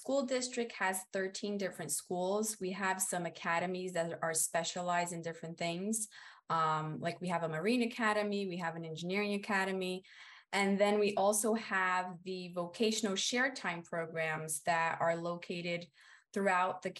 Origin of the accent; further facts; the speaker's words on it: Brazil; now in United States; I come from Brazil, from a rural region where teachers are not valued that much